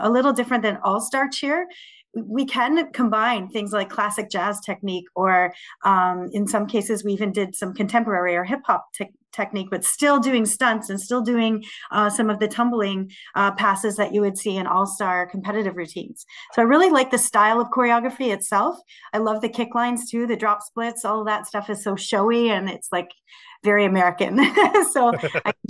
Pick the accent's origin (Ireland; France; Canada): Canada; London, Ontario; here in my hometown of London, Ontario